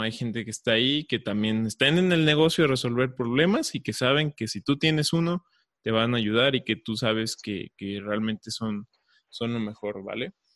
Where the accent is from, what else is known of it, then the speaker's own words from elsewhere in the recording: Mexico; yo estoy aquí en México